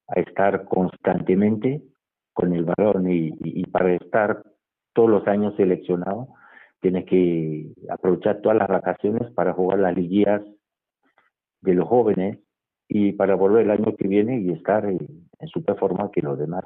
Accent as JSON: {"language": "Spanish", "town": "Douala", "region": "Littoral", "country": "Cameroon", "tie": "born or raised there", "moved": "yes", "lives_now": "Madrid, Spain", "said": "yo nací en la ciudad de Douala, que es la capital económica de Camerún, y en un barrio del primer departamento que se llama Bali y crecí"}